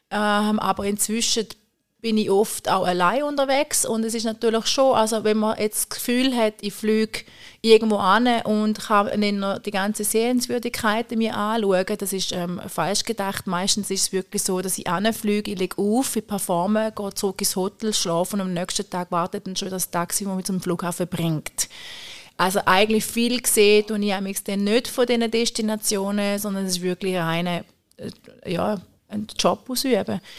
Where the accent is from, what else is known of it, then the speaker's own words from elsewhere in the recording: St. Gallen, Switzerland; ich bin gerne in der Stadt St. Gallen, ich fühle mich da wohl, das ist auch meine Heimat.